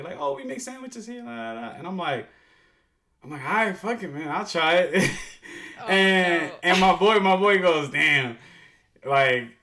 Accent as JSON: {"language": "English", "town": "New York City", "region": "New York", "country": "United States", "tie": "born or raised there", "also_born_or_lived": "Dominican Republic / Washington, D.C.", "accent": "New York", "said": "growing up in East New York, Brooklyn"}